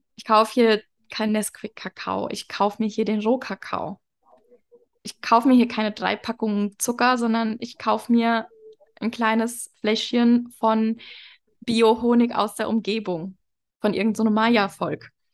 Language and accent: German; Germany; moved away as an adult; now in Mexico; in Deutschland geboren zu sein, aus Deutschland